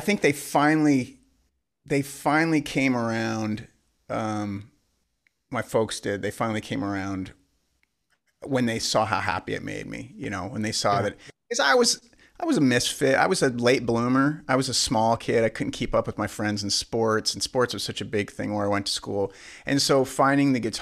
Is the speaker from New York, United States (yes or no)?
no; Spokane, Washington, United States; we're from Spokane